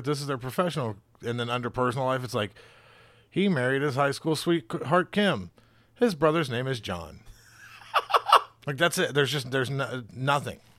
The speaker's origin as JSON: {"language": "English", "region": "the South", "country": "United States", "moved": "yes", "lives_now": "Cincinnati, United States", "said": "I'm from the South"}